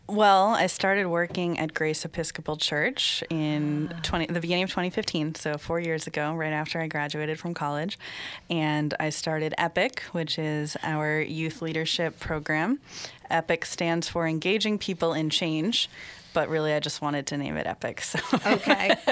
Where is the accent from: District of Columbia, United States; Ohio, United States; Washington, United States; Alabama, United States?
Washington, United States; Seattle; moved away as an adult; also born or lived in Poughkeepsie, New York / Cameroon; now in Dutchess County, United States; I grew up in Seattle, Washington, with passionate atheists who believe in freedom from religion